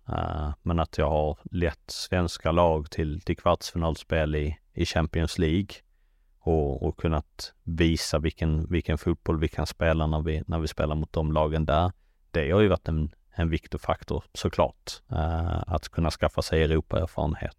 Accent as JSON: {"language": "Swedish", "country": "Sweden", "moved": "yes", "said": "som svensk"}